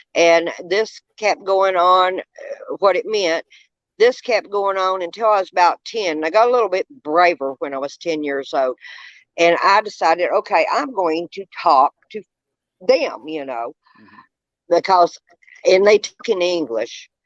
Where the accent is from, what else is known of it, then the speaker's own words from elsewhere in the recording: Monroe County, Tennessee, United States; I grew up in Monroe County, Tennessee, where I am at now presently.